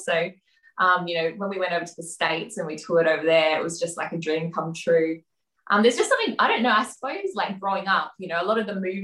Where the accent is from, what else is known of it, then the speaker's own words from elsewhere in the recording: Australia; we're very, very proud obviously to be Australian as well. There's some really nice Australian cultural elements that we've experienced as we've grown up